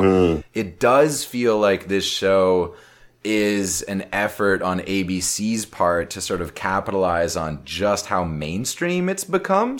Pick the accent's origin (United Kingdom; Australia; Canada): Canada; Brampton, Ontario; growing up in Brampton